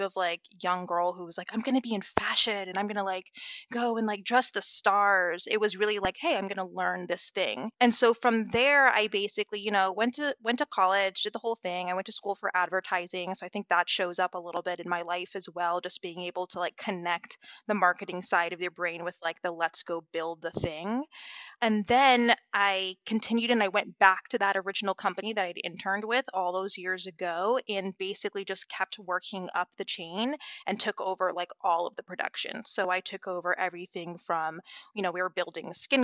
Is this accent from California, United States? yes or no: no; West Palm Beach, Florida, United States; I'm from West Palm Beach